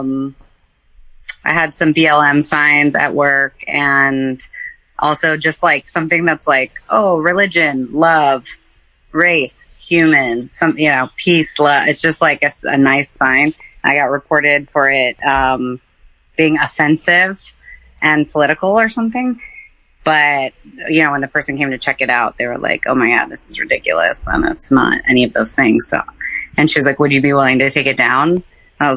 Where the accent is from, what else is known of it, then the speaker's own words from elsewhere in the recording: East Coast, United States; now in Seattle, United States; I'm like D from the East Coast